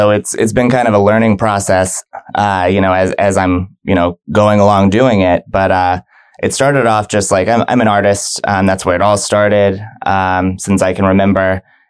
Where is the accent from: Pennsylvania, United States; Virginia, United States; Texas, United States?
Virginia, United States; Virginia Beach; now in Tampa, United States; So I was up there for about 15 years. Okay. My dad was in the military, so we moved around a lot.